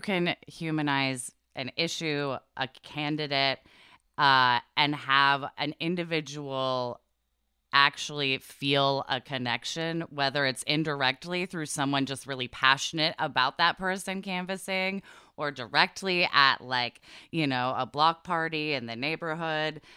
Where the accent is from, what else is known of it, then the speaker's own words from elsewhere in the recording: Portland, Oregon, United States; I grew up in Portland, Oregon